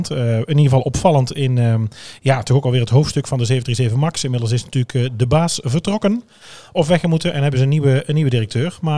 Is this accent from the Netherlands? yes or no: yes; Netherlands